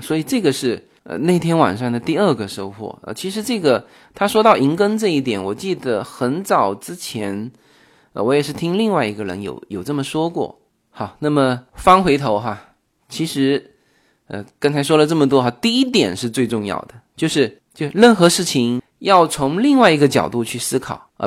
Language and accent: Chinese; China; now in Los Angeles, United States; 我们中国人